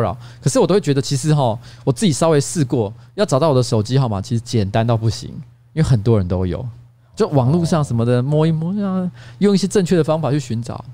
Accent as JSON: {"language": "Chinese", "region": "Taipei", "country": "Taiwan", "tie": "born or raised there", "said": "我从小住在台北"}